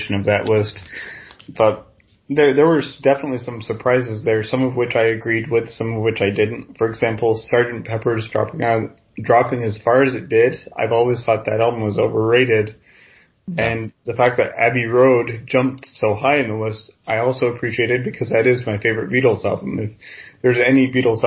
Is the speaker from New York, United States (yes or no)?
yes; New York-Quebec border, United States; I grew up on the Canadian border, New York-Quebec border